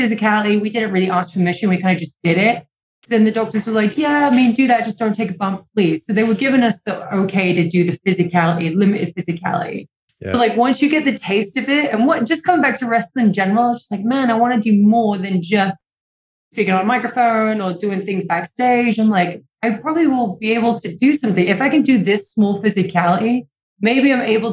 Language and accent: English; England, United Kingdom; now in Los Angeles, United States; I'm from England. It always rains over there.